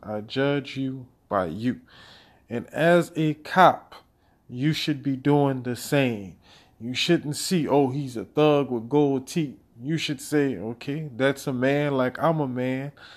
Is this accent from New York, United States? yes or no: no; Louisiana, United States; my home state of Louisiana